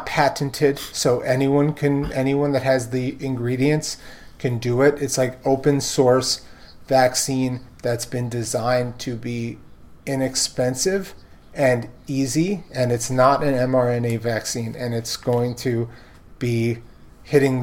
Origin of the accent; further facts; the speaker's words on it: New York City, New York, United States; moved away; I'm a fourth generation Brooklynite